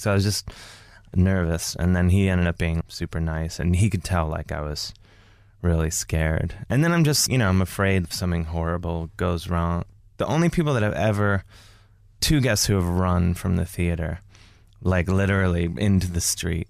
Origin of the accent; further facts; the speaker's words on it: Cleveland, Ohio, United States; now in New York, United States; I'm from Cleveland, Ohio.